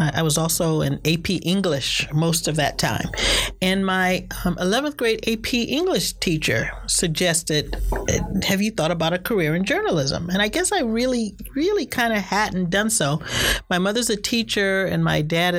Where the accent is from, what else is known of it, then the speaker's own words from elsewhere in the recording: Cleveland, Ohio, United States; moved away as an adult; now in Boston, United States; I grew up in Cleveland, Ohio. I went to Shaker Heights High School